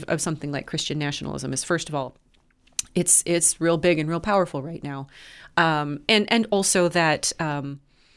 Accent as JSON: {"language": "English", "country": "United States", "said": "My life as an American"}